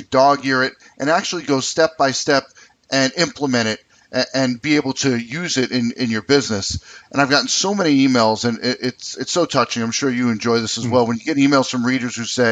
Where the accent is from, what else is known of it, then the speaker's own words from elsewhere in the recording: United States; moved away; also born or lived in New York City, New York / New Jersey; I'm an East Coast person. I grew up in New York City, New Jersey